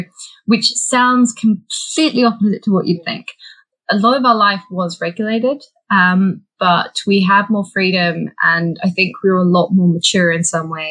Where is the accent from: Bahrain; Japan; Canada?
Bahrain; People probably won't get this from my accent or indeed my name, but I was actually born and raised in Bahrain. So Bahrain is a tiny island in the Middle East.